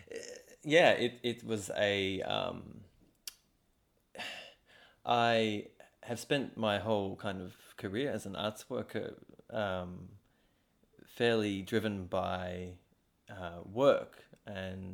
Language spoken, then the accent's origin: English; Australia; now in Latvia; I'm not a European citizen and I'm Australian